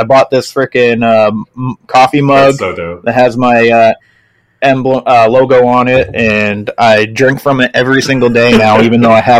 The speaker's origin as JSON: {"language": "English", "region": "Maine", "country": "United States", "said": "I'm from Maine"}